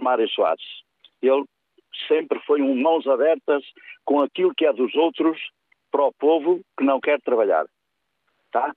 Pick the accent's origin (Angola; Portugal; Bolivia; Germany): Portugal; the North, Northern Portugal; eu sou do Norte